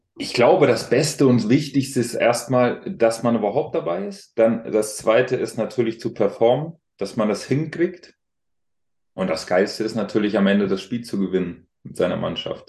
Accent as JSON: {"language": "German", "town": "Alzenau", "region": "Bavaria", "country": "Germany", "tie": "born or raised there", "moved": "yes", "said": "ich bin ja auf dem Land groß geworden"}